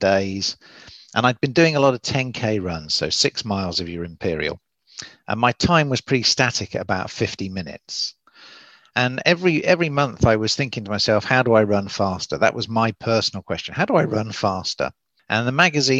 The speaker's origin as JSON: {"language": "English", "town": "Oxford", "region": "South East England", "country": "United Kingdom", "moved": "yes", "lives_now": "Southern California, United States", "said": "as you can probably tell from the accent, I'm English from Oxford, but I do live in Southern California"}